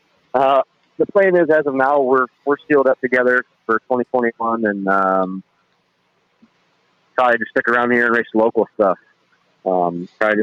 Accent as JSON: {"language": "English", "town": "Fremont", "region": "Ohio", "country": "United States", "said": "I'm from Fremont"}